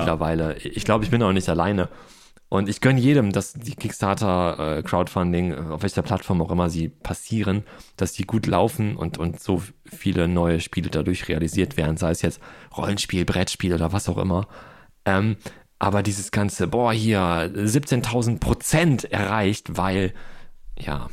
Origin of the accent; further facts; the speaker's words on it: Ruhr area, North Rhine-Westphalia, Germany; moved away; Ich komme aus dem Ruhrport und bin dann mit großen Flaschen groß geworden